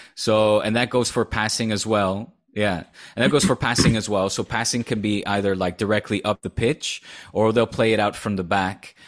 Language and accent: English; Netherlands; accent: Dutch; now in Spain; I'm letting my Dutch accent come out